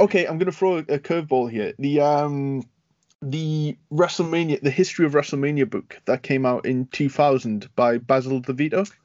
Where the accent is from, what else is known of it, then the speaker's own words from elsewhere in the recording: United Kingdom; being a Brit